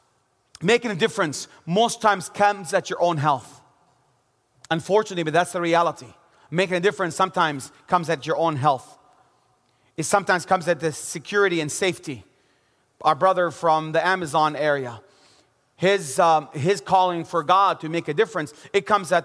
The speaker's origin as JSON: {"language": "English", "town": "Bethlehem", "region": "West Bank", "country": "Palestine", "tie": "born or raised there", "also_born_or_lived": "Jerusalem", "said": "I was born in Jerusalem and grew up in the city of Bethlehem."}